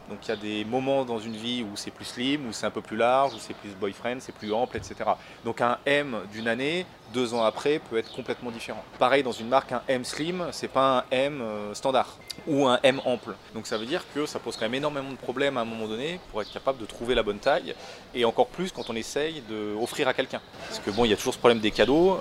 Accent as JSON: {"language": "French", "town": "Grenoble", "region": "Auvergne-Rhône-Alpes", "country": "France", "also_born_or_lived": "Hossegor / London / Brussels", "moved": "as an adult", "said": "je suis originaire de Grenoble"}